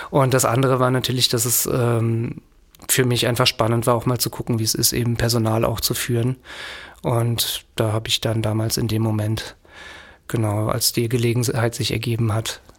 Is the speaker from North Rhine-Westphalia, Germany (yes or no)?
no; Frankfurt, Hesse, Germany; Als Frankfurter ist die VGF dann natürlich naheliegend.